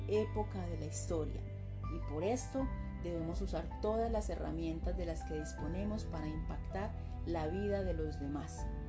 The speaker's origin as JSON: {"language": "Spanish", "country": "Colombia", "said": "soy una mujer colombiana"}